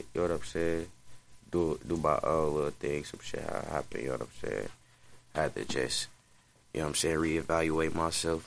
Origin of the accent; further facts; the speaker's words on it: Milwaukee, Wisconsin, United States; I'm off 27th of Atkinson